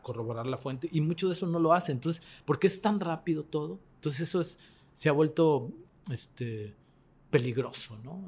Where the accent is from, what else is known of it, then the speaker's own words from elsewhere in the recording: Mexico; yo como mexicano